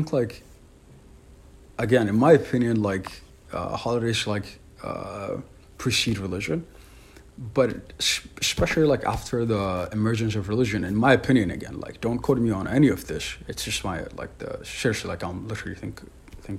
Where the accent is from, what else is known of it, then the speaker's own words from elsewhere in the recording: Ethiopia; I'm from Ethiopia, so it's like a very like well integrated like multicultural multi-religious society